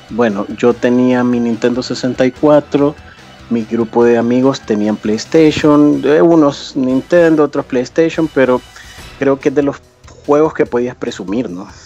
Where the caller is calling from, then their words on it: El Salvador; Eh, del Salvador.